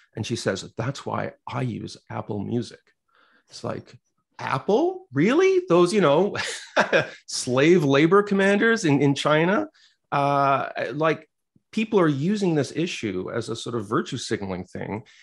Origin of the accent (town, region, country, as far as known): Quebec, Canada; born or raised there